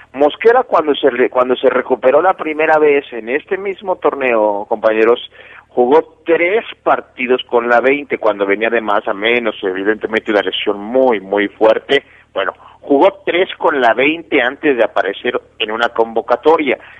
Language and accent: Spanish; Mexico City, Mexico; en la Ciudad de México, de donde, de donde yo soy